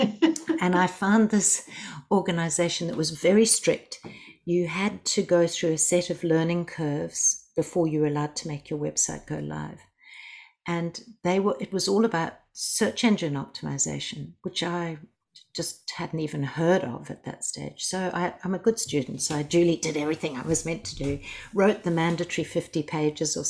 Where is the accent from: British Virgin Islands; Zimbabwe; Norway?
Zimbabwe; now in Australia; I'm originally from Zimbabwe. When we came to Australia